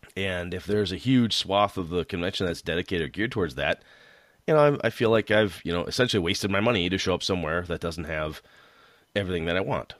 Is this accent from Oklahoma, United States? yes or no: no; Wausau, Wisconsin, United States; in the Wausau area, in my hometown